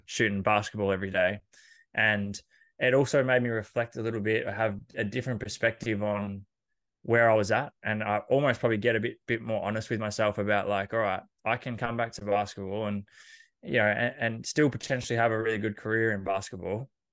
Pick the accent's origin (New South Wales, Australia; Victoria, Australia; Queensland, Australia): Victoria, Australia; Horsham; I grew up in Horsham in Country Victoria